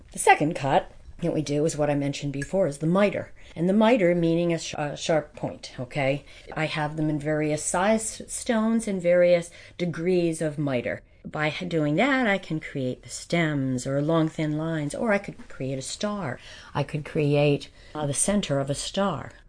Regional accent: White Mills, Pennsylvania, United States; I grew up in White Mills.

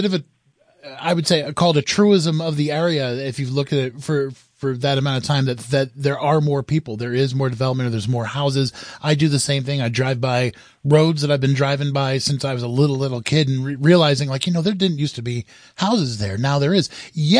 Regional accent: United States; I grew up in my area, my side of the river here. I grew up here too in Sullivan County.

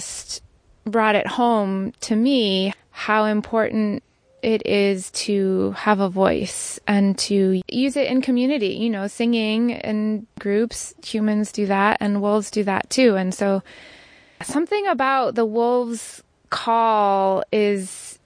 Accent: Maine, United States; now in Sullivan County, New York, United States; I'm originally from Maine. I've lived around the world

